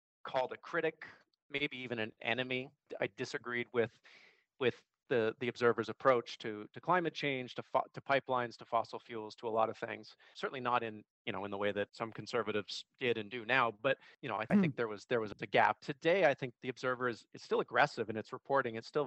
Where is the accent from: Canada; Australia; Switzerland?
Canada; Vancouver, British Columbia; my hometown of Vancouver